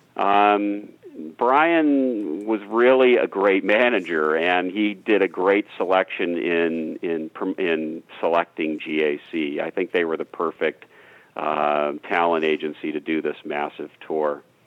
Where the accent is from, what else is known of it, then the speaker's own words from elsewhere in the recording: San Diego, California, United States; that's my hometown. That's where I grew up